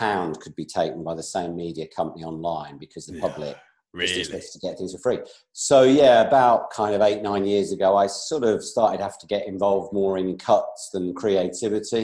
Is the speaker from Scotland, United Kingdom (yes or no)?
no; Northampton, East Midlands, United Kingdom; moved away as an adult; also born or lived in Solihull / Essex / North Devon; now in West Country, United Kingdom; I then moved when I was about 2 to a town called Northampton in the Midlands, where I grew up, really. I was there from kind of 2 to 19.